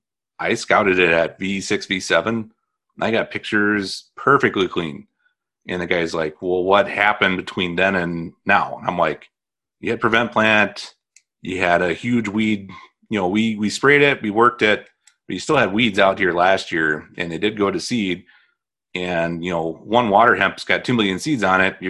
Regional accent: Indiana, United States; moved away; I'm from Indiana

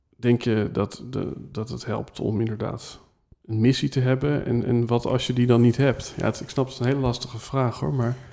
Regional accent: Netherlands; wij als Nederlanders

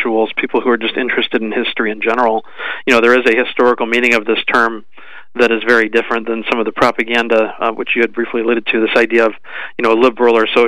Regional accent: United States; being an American

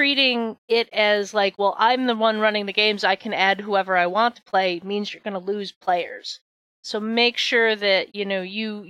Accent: New York, United States; I'm from New York

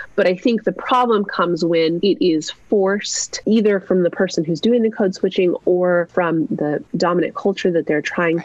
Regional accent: New Mexico, United States; I was raised in New Mexico

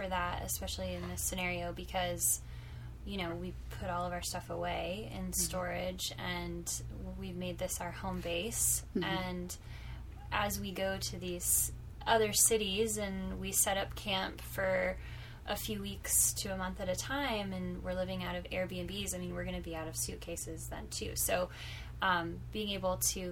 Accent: Orlando, Florida, United States; moved away as an adult; also born or lived in Texas; I grew up in Orlando, and I lived in Orlando for most of my life, with the exception of a couple of years in high school. My family moved overseas, and I'm a short stint in Texas.

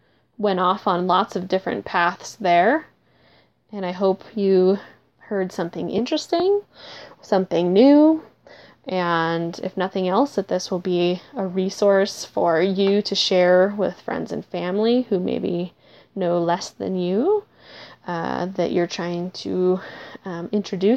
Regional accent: Minnesota, United States; I am from Minnesota

